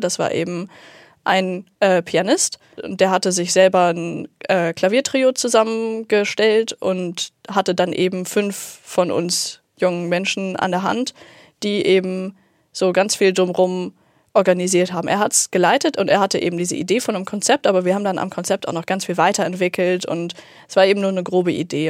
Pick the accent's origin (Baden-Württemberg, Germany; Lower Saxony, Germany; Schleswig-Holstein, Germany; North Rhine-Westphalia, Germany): Lower Saxony, Germany; Uelzen; moved away as an adult; now in Hamburg, Germany; bei uns in Uelzen, in der Kleinstadt